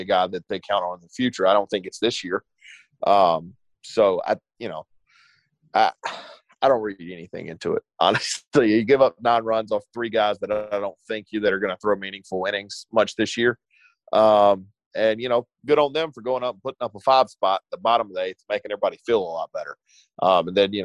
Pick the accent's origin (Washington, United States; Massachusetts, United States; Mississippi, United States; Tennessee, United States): Mississippi, United States; Eupora; moved away; I'm from Eupora. I don't live there now, but I went back home after the game